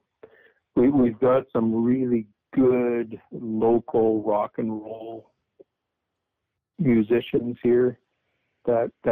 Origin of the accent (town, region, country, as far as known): British Columbia, Canada; also born or lived in North Vancouver; now in Langley, Canada